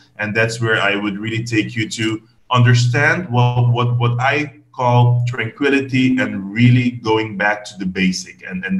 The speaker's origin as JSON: {"language": "English", "area": "Belnem", "region": "Bonaire", "country": "Caribbean Netherlands", "tie": "born or raised there", "said": "I was raised in Belnem, which is also a neighborhood on the right side of the airport."}